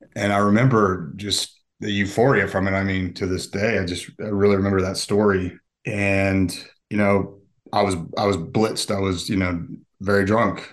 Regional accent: Park City, Utah, United States; now in Atlanta, United States; my middle school and high school years were in Utah

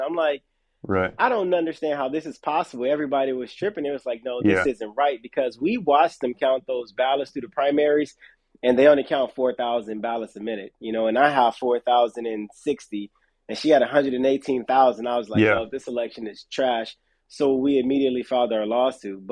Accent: Los Angeles, California, United States; I'm from South Central Los Angeles, born and raised

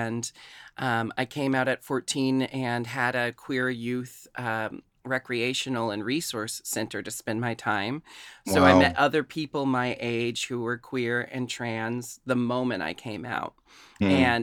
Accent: Portland, Oregon, United States; growing up in Portland

